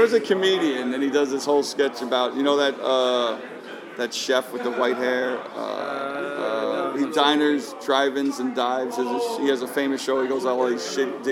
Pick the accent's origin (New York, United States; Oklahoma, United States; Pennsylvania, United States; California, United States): New York, United States; New York City; I grew up growing up in Queens